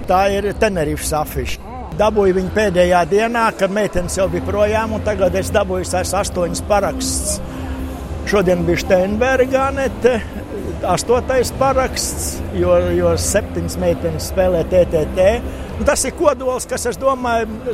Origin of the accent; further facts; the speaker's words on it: Jūrmala, Latvia; es esmu jūrmalnieks pats